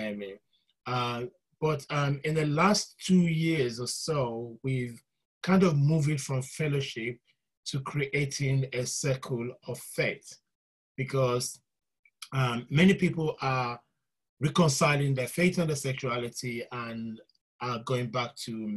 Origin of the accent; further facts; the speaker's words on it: Nigeria; also born or lived in London; I was born in London, but I was raised in Nigeria